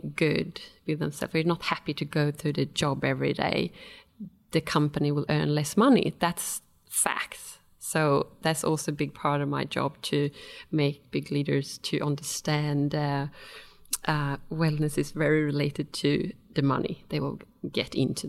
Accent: Stockholm, Stockholm County, Sweden; now in Australia; And before I moved to Australia from Sweden, from Stockholm, I worked for a big Japanese company, and I worked as an environmental manager and quality manager.

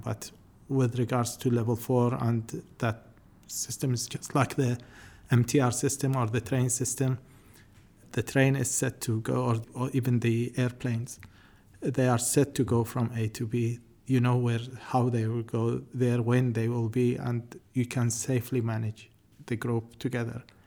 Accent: New Zealand; as a New Zealander

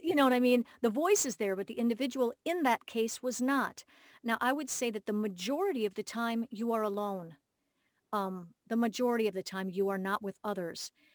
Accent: Minneapolis, Minnesota, United States; my hometown, Minneapolis

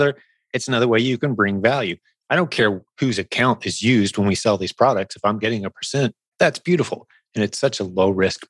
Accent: Indianapolis, Indiana, United States; Indianapolis, my hometown, it's a pretty big convention town

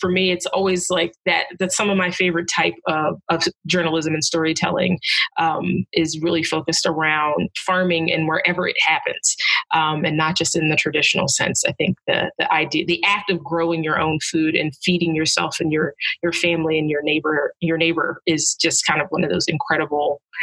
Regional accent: New Jersey, United States; I grew up in South Jersey, just right outside of Philadelphia, and then I moved back there a few years ago

